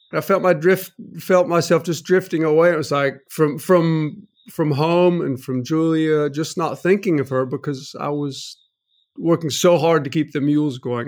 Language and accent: English; North Carolina, United States; I grew up in North Carolina, went to N C State University